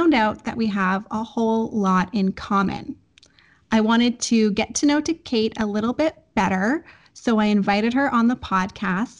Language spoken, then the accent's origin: English; London, Ontario, Canada; moved away as an adult; now in Switzerland; I'm from London, and it's about an hour and a half actually between London and Windsor.